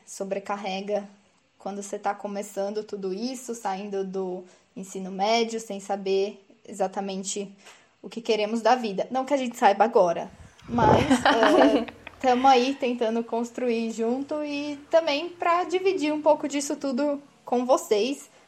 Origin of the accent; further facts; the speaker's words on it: interior of São Paulo, Brazil; Sou do interior de São Paulo, na verdade